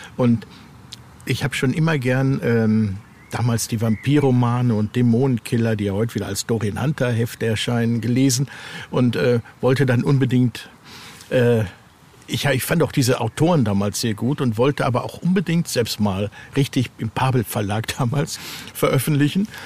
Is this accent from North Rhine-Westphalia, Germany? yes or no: yes; North Rhine-Westphalia, Germany; ich mich hier halt gut auskenne in meiner Heimat aus Westfalen